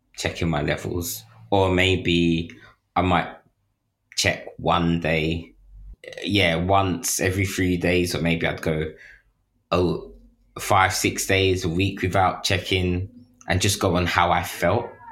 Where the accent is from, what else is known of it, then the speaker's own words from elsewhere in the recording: London, United Kingdom; growing up in, like, London at that time